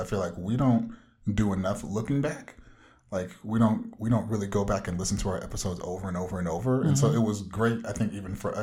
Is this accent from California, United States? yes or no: yes; Anaheim, California, United States; hailing from the mean streets of Anaheim